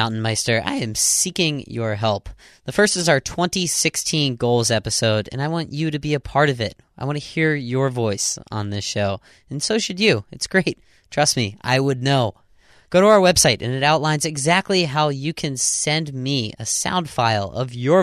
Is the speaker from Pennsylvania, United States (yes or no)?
yes; Pittsburgh, Pennsylvania, United States; I'm from Pittsburgh, outside of Pittsburgh.